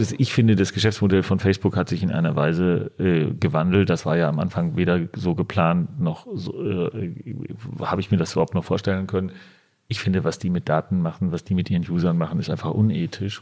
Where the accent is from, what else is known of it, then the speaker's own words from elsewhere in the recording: Dortmund, North Rhine-Westphalia, Germany; now in Berlin, Germany; ich äh, gebürtiger Dortmunder bin